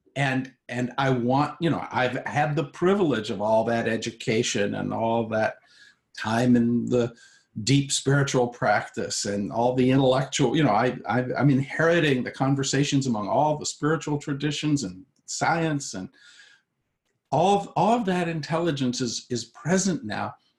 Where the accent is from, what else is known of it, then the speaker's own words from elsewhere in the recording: United States; I'm an American